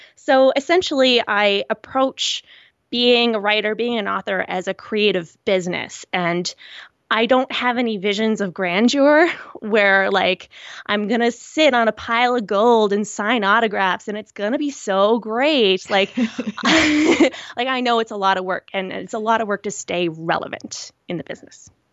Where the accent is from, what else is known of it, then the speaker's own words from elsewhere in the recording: rural Nova Scotia, Canada; I'm from a very rural area in Nova Scotia. I'm, I'm Canadian